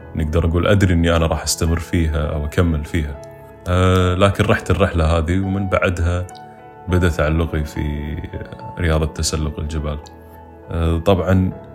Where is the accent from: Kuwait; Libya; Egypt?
Kuwait; بالكويت ما عندنا